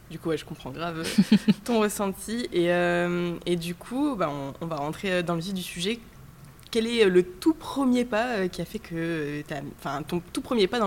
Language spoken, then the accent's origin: French; Dunkirk, Hauts-de-France, France; now in Lille, France; j'ai grandi à Dunkerque.